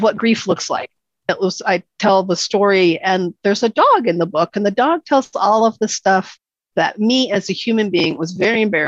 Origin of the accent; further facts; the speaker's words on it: New York, United States; moved away; I'm originally from New York